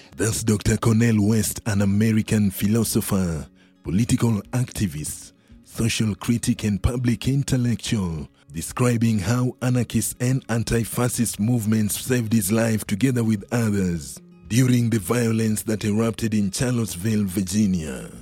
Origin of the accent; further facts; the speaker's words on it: Kenya; I'm from Kenya too